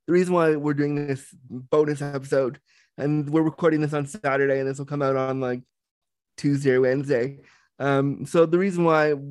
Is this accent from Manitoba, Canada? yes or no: no; Toronto, Ontario, Canada; also born or lived in Laguna, California; rushed home to live in the cold of Toronto